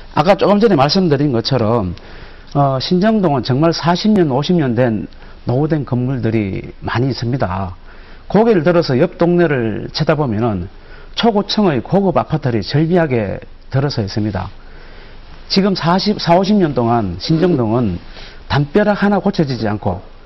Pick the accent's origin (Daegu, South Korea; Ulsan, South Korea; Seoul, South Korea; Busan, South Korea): Ulsan, South Korea; 제 고향은 울산입니다. 공단이 들어서고 시청이 만들어지고 도시가 형성돼 가는 과정을 직접 보면서 자라왔습니다